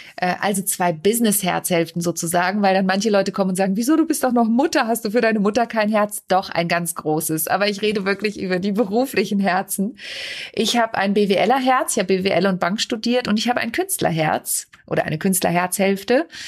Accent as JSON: {"language": "German", "area": "Lüneburg Heath, between Uelzen, Braunschweig and Celle", "region": "Lower Saxony", "country": "Germany", "tie": "born or raised there", "also_born_or_lived": "Kassel / Mannheim / Hamburg", "moved": "yes", "said": "ich bin in Kassel geboren und in der Lüneburger Südheide, mitten oben Dörfen, Dörpen, zwischen Uelzen, Braunschweig und Celle bin ich groß geworden."}